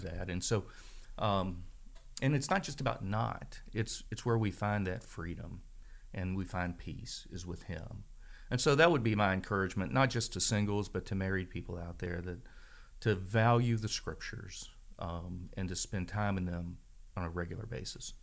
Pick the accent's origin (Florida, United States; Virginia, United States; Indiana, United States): Virginia, United States; Strasburg; also born or lived in Frederick County, Virginia; I grew up in Stroudsburg, Virginia